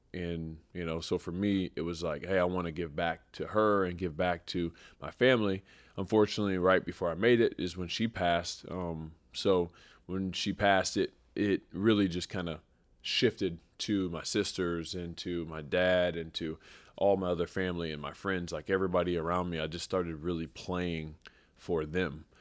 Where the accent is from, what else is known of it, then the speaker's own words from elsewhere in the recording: Springfield, Missouri, United States; I grew up in Springfield, Missouri.